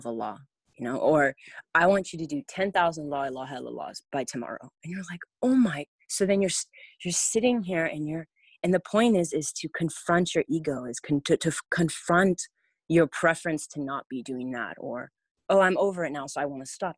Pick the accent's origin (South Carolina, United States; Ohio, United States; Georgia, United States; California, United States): California, United States; growing up in California, I went to private schools my whole life.